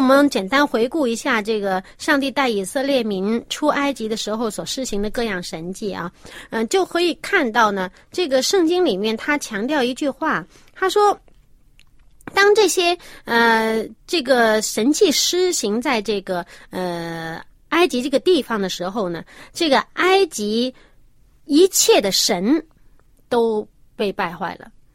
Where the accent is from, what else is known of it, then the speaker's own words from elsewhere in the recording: China; 我们中国人